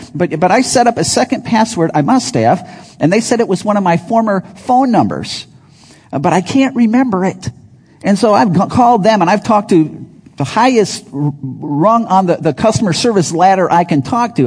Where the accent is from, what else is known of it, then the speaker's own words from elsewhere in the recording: Chicago, Illinois, United States; also born or lived in Wisconsin; I grew up in Chicago, loved Chicago, in the city, but then we lived in the burbs most of that time.